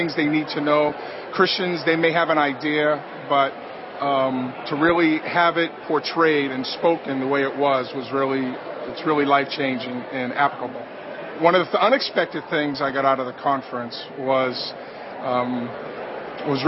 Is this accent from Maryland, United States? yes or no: no; Boston, Massachusetts, United States; I'm from Boston, Massachusetts.